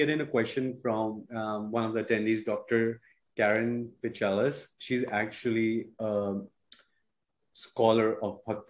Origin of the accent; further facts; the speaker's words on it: India; growing up in India.